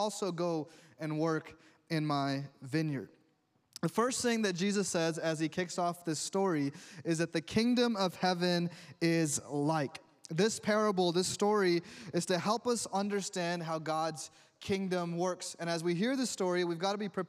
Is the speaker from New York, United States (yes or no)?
yes; New York, United States; growing up in New York